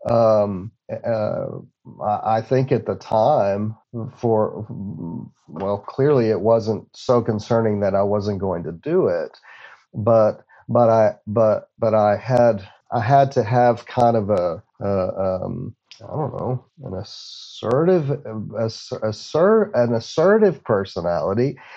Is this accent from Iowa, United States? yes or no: no; Odessa, Texas, United States; with other substances that that uh, uh, that were a part of growing up in Odessa, um, I lost numerous friends.